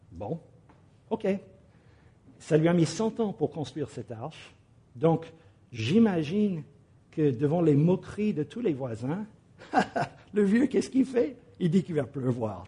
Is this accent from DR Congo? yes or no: no; United States; now in France; mon pays d'origine, aux États-Unis